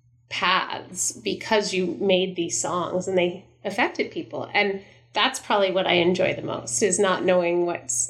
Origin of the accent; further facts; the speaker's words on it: Stratford, Ontario, Canada; my hometown of Stratford